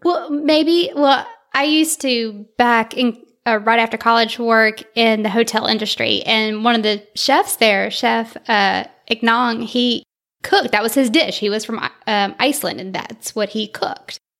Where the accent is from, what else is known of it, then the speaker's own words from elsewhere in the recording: North Alabama, United States; also born or lived in Vallejo, California; I did, uh, most of my schooling in Alabama, so that's the accent